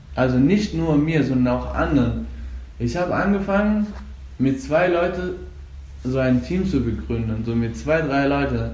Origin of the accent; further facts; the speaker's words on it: Afghanistan; German is a second language; now in Germany; Und ich komme aus Afghanistan. Ich lebe seit fünf Jahren etwa hier in Deutschland.